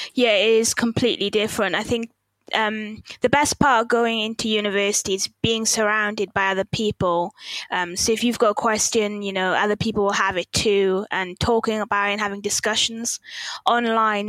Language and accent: English; South Wales, United Kingdom; also born or lived in Manchester; now in Wakefield, United Kingdom; I'm originally from South Wales